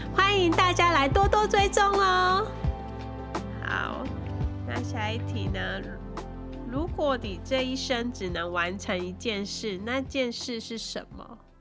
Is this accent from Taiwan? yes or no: yes; Taiwan; moved away as an adult; now in Taipei, Taiwan; 我小时候住是山上嘛